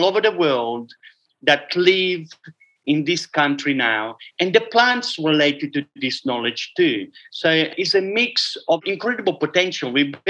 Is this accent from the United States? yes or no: no; Italy; Okay, so growing up in a dairy farm, it's not as romantic as you would like it to be. I can make an Italian romantic